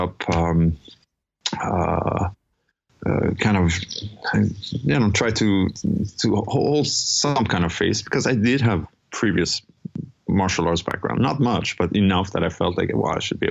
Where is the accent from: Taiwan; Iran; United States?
Iran; moved away; also born or lived in Europe / Toronto; I'm originally from Iran. Ended up in Europe for many years before ending up in Toronto.